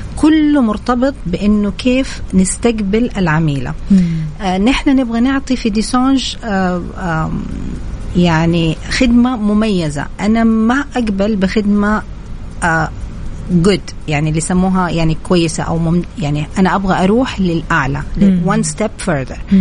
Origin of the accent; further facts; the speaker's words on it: Saudi Arabia; فكنت أنا تقريبا الوحيدة السعودية في هذا المجال